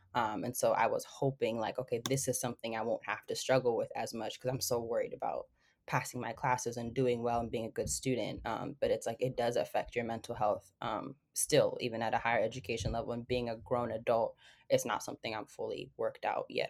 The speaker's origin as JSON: {"language": "English", "town": "Seattle", "region": "Washington", "country": "United States", "tie": "born or raised there", "said": "my family is from Ethiopia, and I lived in Seattle basically all of my life."}